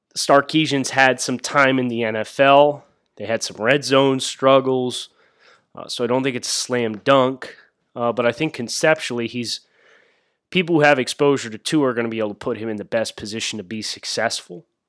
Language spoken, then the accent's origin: English; Reading, Pennsylvania, United States; Ross is actually from my hometown. Uh, so we have a fun little cross-town rivalry thing going between, he went to Y Missing, uh, in Reading, P A, I went to West Lawn